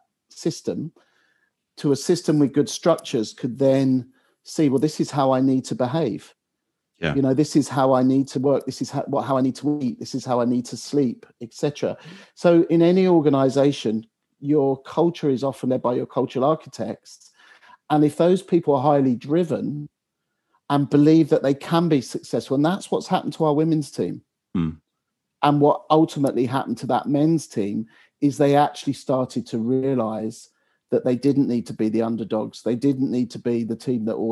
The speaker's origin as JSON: {"language": "English", "region": "England", "country": "United Kingdom", "said": "as an Englishman"}